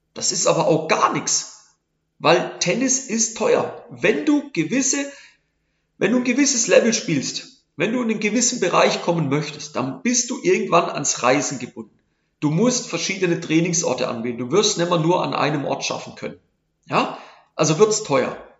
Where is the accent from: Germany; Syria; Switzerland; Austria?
Switzerland; bei uns in der Schweiz